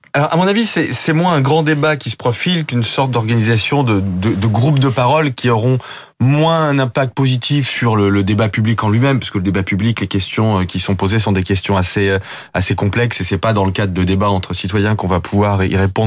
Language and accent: French; France; en tant que Français